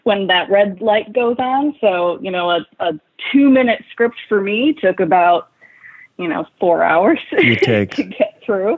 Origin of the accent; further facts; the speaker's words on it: a small town in Wisconsin, United States; moved away as an adult; also born or lived in Chicago; coming from a small town in Wisconsin, I picked up and I moved to Chicago